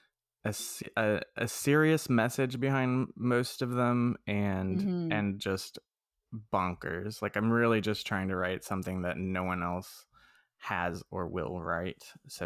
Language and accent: English; Texas, United States; I grew up in Texas, so my family is not like